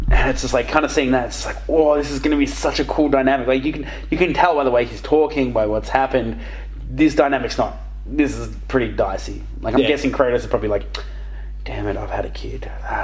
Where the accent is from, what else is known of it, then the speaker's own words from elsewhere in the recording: Australia; I've got a slab on my back because I'm Australian.